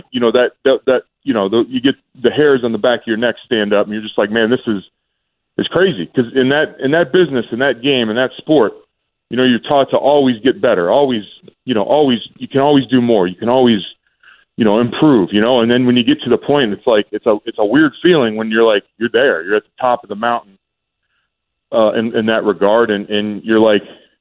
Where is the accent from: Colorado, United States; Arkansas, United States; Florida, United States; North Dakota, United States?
Florida, United States; moved away as an adult; I was from Florida